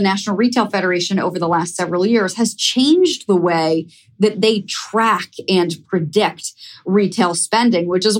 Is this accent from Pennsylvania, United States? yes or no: no; Ohio, United States; moved away as an adult; now in New York City, United States; I live in New York City, but I grew up in Ohio